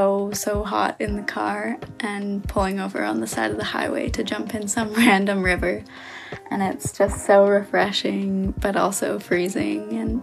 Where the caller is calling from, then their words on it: Victoria, British Columbia, Canada; I'm calling from Victoria, BC.